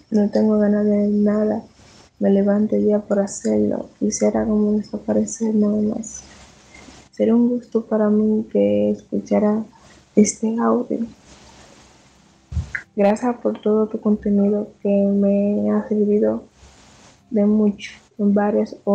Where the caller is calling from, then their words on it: Dominican Republic; Hola Julio, un gusto. … de República Dominicana.